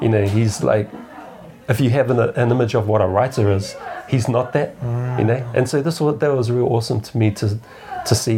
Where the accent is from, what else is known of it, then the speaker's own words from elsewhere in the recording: New Zealand; being a Kiwi